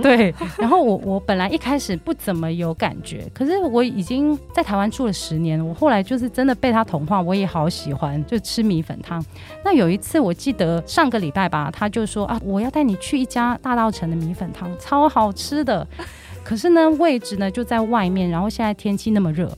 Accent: Hong Kong; 然后其实我是香港人

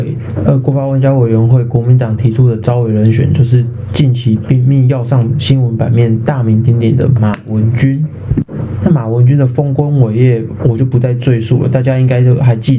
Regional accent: Taiwan; 还是故意要考死我们台湾人民呢

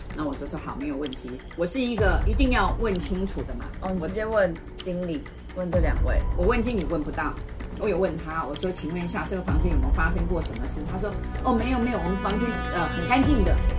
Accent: Taiwan; 我是台湾来的

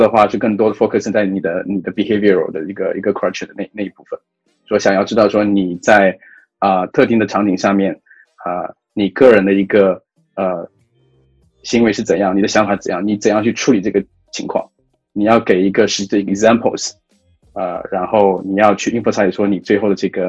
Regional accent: China; moved away as an adult; now in Singapore; 因为我本身不是新加坡人，我也我也在东南亚，我并不是土生土长东南亚人嘛，我是从呃中国大陆啊几年前来到新加坡

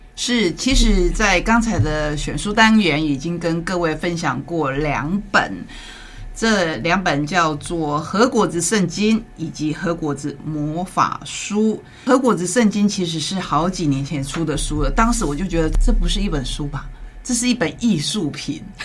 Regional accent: Taiwan; 我们台湾人

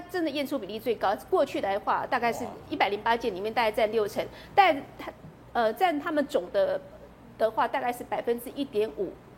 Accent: Taiwan; 我们台湾人

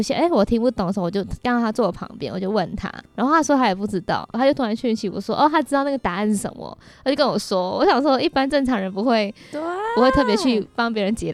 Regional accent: Malaysia; moved away; 我是来自马来西亚

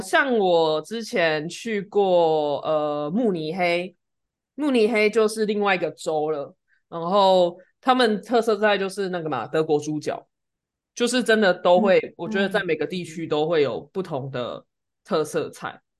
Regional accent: Taiwan; now in Germany

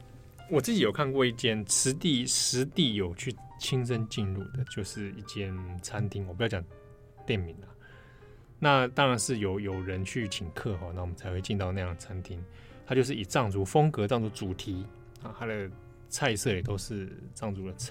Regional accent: Taiwan; 我是台湾人

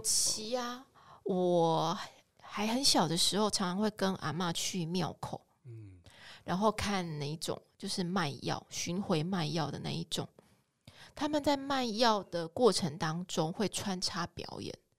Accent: Kaohsiung, Taiwan; 我自己其实是出生在一个蓝领家庭里面，那我爸爸其实就是在七零年代那个高雄工业城市经济顶，经济起飞的那个环境下，呃，受惠，然后所以进入到一个体制，被工业城市的这个经济养大的小孩

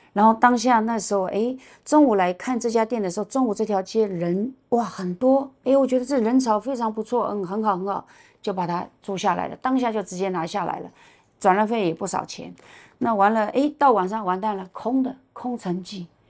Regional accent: China; moved away as an adult; also born or lived in Hangzhou, China; now in Taiwan; 我是从大陆来的

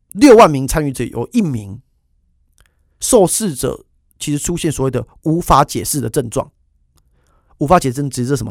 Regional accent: Taiwan; 身为一个台湾人

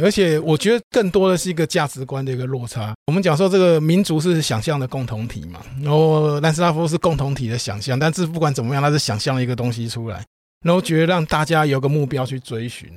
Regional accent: Taiwan; 我们台湾人

